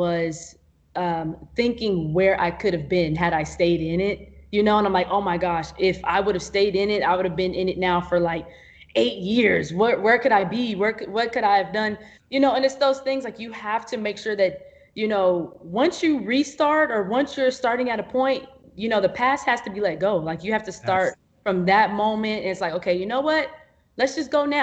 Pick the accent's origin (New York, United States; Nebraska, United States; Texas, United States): Texas, United States; Arlington; also born or lived in Fort Worth / Mansfield; I was mostly raised like in Arlington, Mansfield area